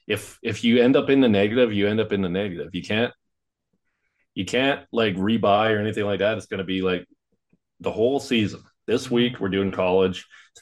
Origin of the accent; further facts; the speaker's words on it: Canada; I'm from Canada